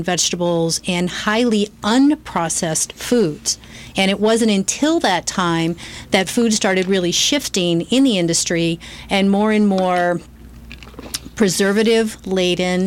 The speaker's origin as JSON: {"language": "English", "region": "Oregon", "country": "United States", "tie": "born or raised there", "also_born_or_lived": "St. Louis, Missouri", "said": "we moved to Oregon. So I spent most of my years in Oregon and loved it"}